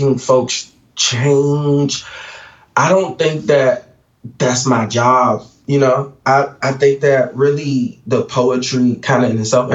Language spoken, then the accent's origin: English; Washington, District of Columbia, United States; Growing up in Washington, D.C.